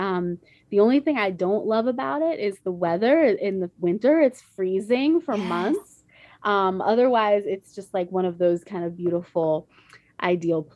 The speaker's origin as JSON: {"language": "English", "town": "Northampton", "region": "Massachusetts", "country": "United States", "tie": "born or raised there", "moved": "yes", "lives_now": "Savannah, United States", "said": "I grew up in Northampton, Massachusetts"}